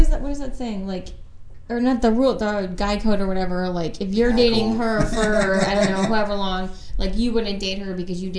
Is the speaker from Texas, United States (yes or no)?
no; New Jersey, United States; I'm Catholic from Jersey